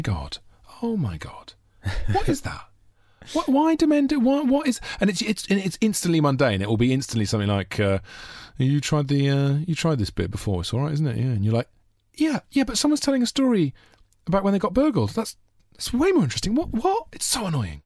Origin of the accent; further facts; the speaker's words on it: Monmouth, Wales, United Kingdom; up in a little town called called Monmouth